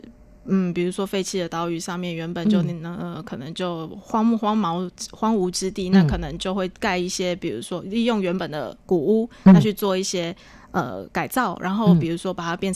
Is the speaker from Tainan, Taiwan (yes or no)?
yes; Tainan, Taiwan; moved away; 我本身是台诶南部出生嘛，在台南，在台南